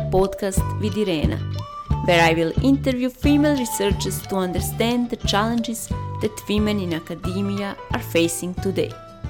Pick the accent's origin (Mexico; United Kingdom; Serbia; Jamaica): Serbia; northern Serbia; born or raised there